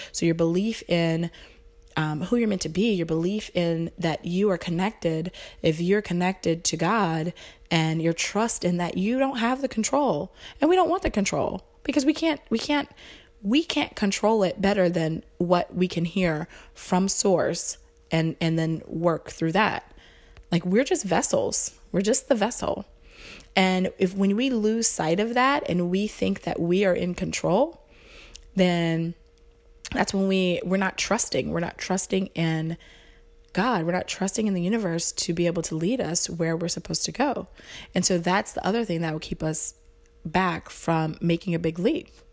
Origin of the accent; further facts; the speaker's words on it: the South, United States; I was raised in the South, so super, you know, Bible Belt, religious